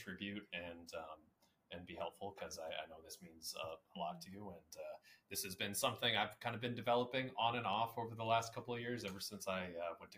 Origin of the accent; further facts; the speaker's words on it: Iowa City, Iowa, United States; moved away as an adult; also born or lived in Pittsburgh, Pennsylvania; now in Atlanta, United States; I grew up in Iowa City, Iowa.